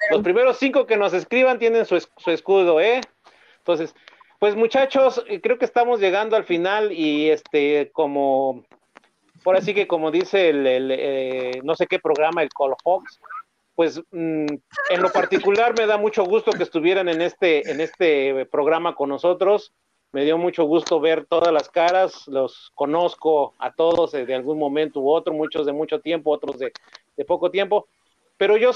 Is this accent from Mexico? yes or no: yes; Mexico; estamos seguros de que como mexicanos y como scouts lo vamos a lograr